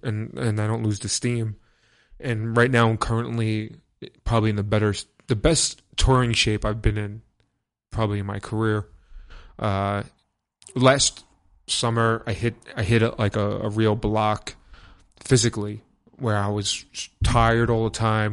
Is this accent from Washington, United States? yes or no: no; New York City, New York, United States; I'm from Brooklyn